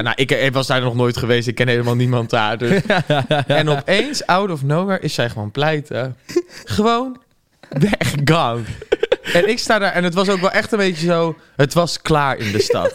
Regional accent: Gouda, South Holland, Netherlands; now in Amsterdam, Netherlands; in Gouda kom of zo, waar ik vandaan kom

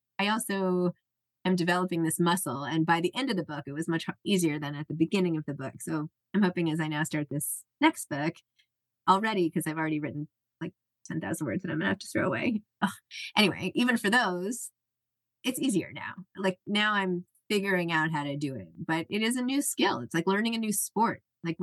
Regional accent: New York City, New York, United States; I'm from New York City

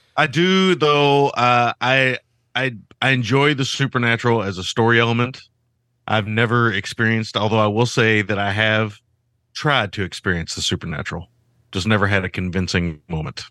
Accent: Kentucky, United States; I grew up in Kentucky

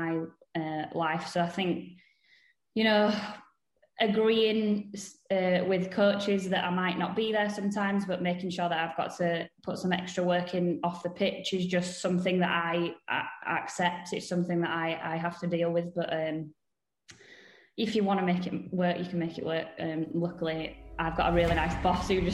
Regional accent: Leeds, Yorkshire and the Humber, United Kingdom; I'm from Leeds, born and bred.

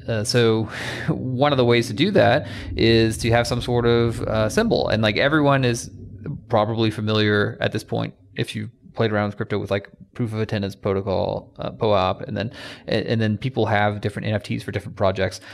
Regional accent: Atlanta, Georgia, United States; I am from Atlanta

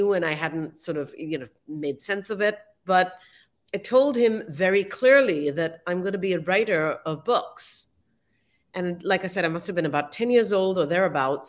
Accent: Mumbai, Maharashtra, India; moved away as an adult; now in United States; I grew up in Mumbai and I left as a young adult to come to the US

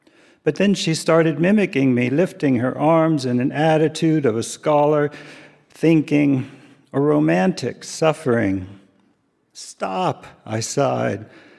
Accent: Japan; born there; I was born in Japan, and this was the first time back.

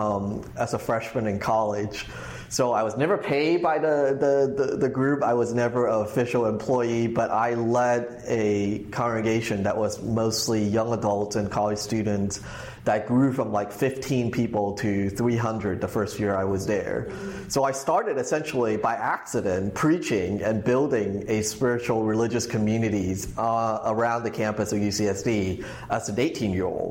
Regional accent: Hong Kong; also born or lived in Los Angeles; now in United States; I grew up in Hong Kong

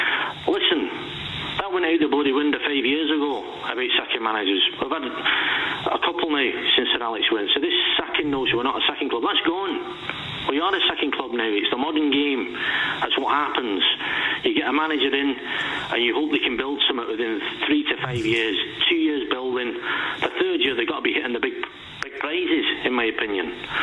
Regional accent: Govan, Scotland, United Kingdom; now in Manchester, United Kingdom; Originally Govan.

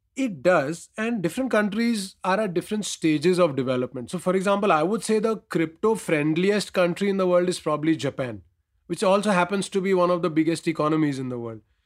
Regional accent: India; as an Indian

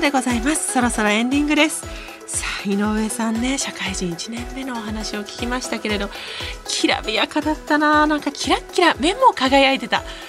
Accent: Niigata, Japan; moved away; 私ね新潟出身

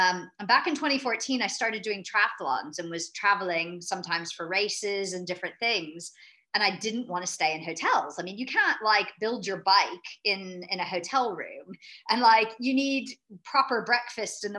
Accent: United States; moved away as an adult; now in London, United Kingdom; I'm an American, but transplanted over to Europe. So I've actually spent most of my adult life in London

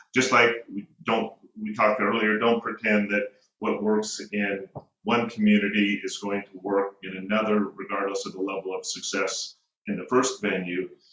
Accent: Northern California, United States; I'm born and raised in Northern California

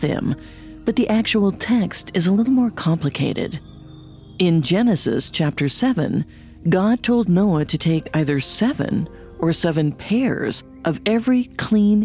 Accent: Ashland, Oregon, United States; I remember the big flood in Ashland, Oregon, when I was in seventh grade

